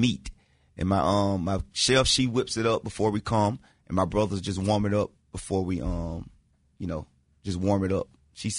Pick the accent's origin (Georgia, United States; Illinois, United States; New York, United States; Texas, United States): Georgia, United States; Yeah, I'm from Georgia.